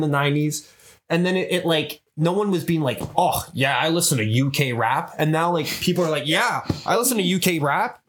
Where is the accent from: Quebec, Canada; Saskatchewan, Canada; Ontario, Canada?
Quebec, Canada; Montreal